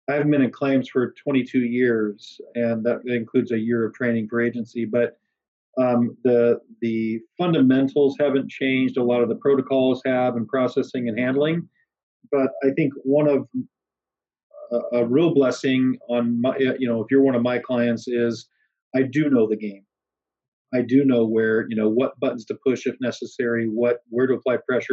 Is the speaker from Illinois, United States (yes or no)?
yes; Bloomington, Illinois, United States; now in Pacific Northwest, United States; I grew up back in Bloomington, Illinois